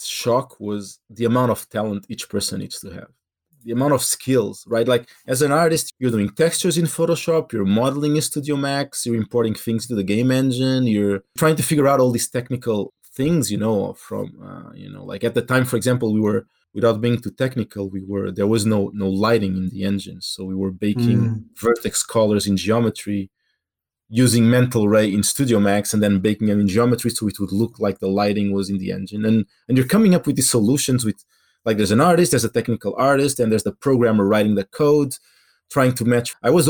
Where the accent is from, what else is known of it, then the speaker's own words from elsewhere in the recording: Portugal; accent: Portuguese; English is a second language; my English accent had a very strong Portuguese accent on top.